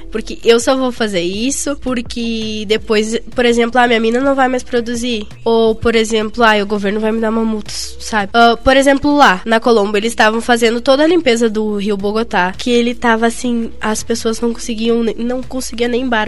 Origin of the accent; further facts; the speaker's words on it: Rio Grande do Sul, Brazil; O sotaque tá. é muito forte, principalmente eu que sou gaúcha.